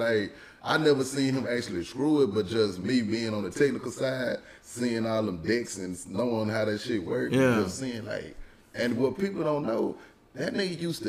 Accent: Houston, Texas, United States; I grew up in Southeast Houston, man, in Scarsdale area, you know what I'm saying, 45 South.

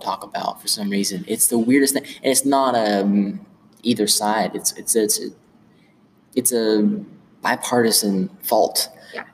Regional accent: Gate City, Virginia, United States; I had a civics class back in middle school when I was over in Gate City.

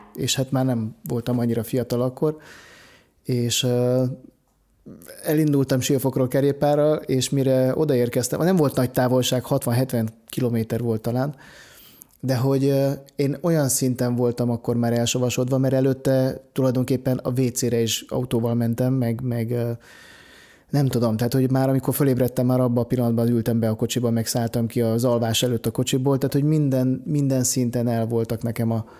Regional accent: Lake Balaton area, Hungary; én ott nőttem fel

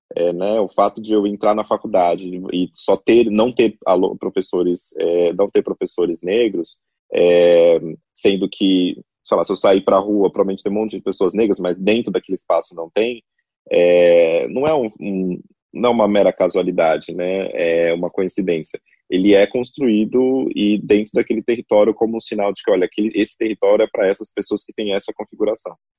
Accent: Carapicuíba / Osasco, São Paulo, Brazil; acho que nasci em Carapicuíba, foi registrado em Osasco, ou, ou o contrário, não lembro

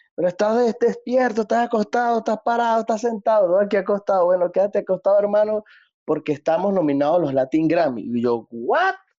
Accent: Quíbor, Lara, Venezuela; moved away as an adult; also born or lived in Barquisimeto, Venezuela; now in Medellín, Colombia; Aquí en mi pueblo, en Kibor, uno consigue mondongo de chivo

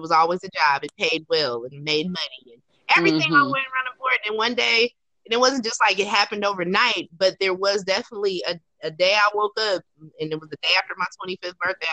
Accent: California, United States; I'm from California

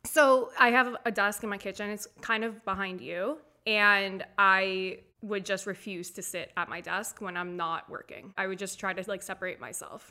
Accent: Delray Beach, Florida, United States; also born or lived in Boca Raton; I was born and raised in Delray Beach, Boca Raton

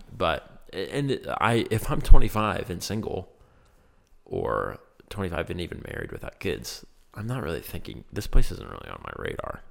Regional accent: Laurel Highlands, Pennsylvania, United States; it is my hometown and where I've always grown up.

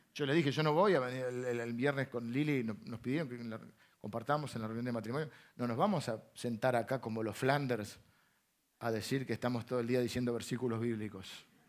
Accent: Argentina; accent: Argentine; sos muy argentino

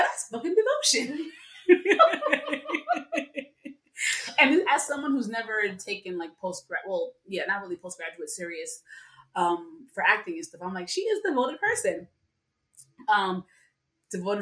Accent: New York City, New York, United States; I'm born and raised in the Bronx

